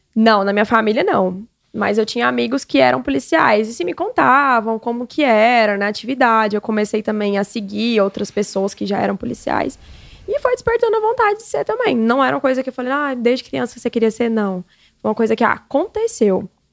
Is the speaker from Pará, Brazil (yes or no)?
yes; Xinguara, Pará, Brazil; moved away; eu vim de Xinguara, lá do Pará, para cá para estudar